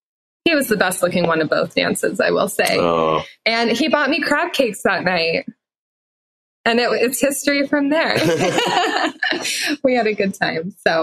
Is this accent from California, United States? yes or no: yes; Southern California, United States; moved away as an adult; also born or lived in Annapolis, Maryland / Utah; So we are both from Southern California, but we actually met in Annapolis, Maryland. After BYU, I moved out there.